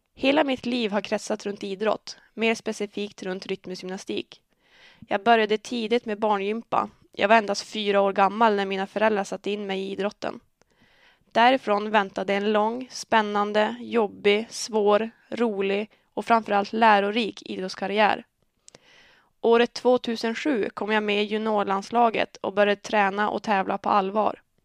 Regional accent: Örnsköldsvik, Västernorrland County, Sweden; Jag är född och uppvuxen i Örnsköldsvik

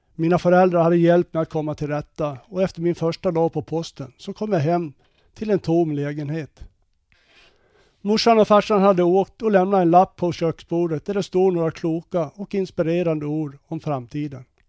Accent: Gotland, Sweden; also born or lived in Karlskoga; now in Örnsköldsvik, Sweden; är född och uppvuxen på Gotland

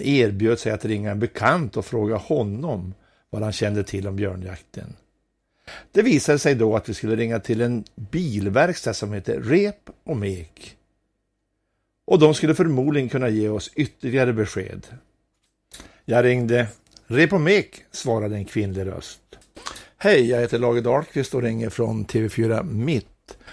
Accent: Sidensjö, Västernorrland County, Sweden; Jag kommer från en liten by som heter Nolås som ligger i Sidensjö. Det är en av de vackraste byarna i kommunen. Där växte jag upp

